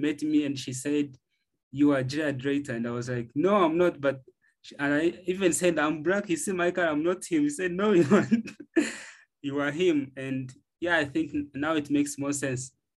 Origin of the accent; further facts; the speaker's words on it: Uganda; I'm from Uganda, East Africa